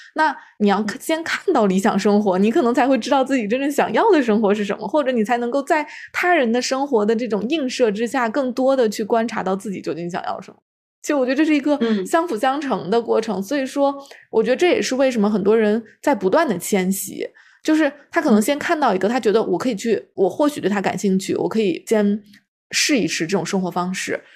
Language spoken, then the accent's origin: Chinese; a small city in central China, China; moved away; 我是出生在就是中国中部的一个小城市